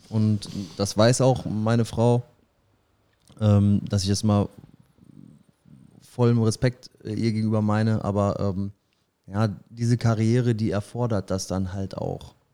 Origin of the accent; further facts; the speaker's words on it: Paderborn, North Rhine-Westphalia, Germany; jetzt in unserem Fall, wir kommen ja beide aus Paderborn, dann haben wir nicht zwei Anlaufstellen.